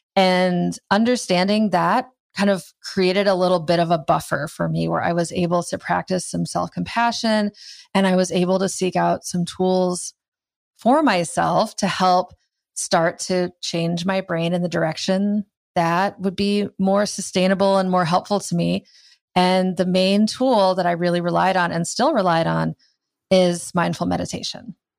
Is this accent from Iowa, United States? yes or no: yes; Iowa, United States; I grew up in Iowa